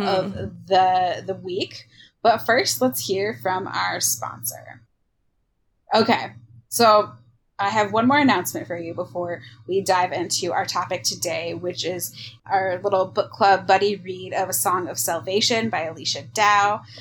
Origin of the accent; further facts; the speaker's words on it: Michigan, United States; moved away as an adult; also born or lived in Iowa; just moved. from Iowa back to my home state of Michigan